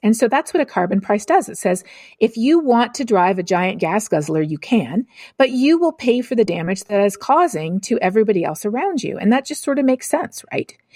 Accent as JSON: {"language": "English", "country": "Canada", "said": "I'm Canadian"}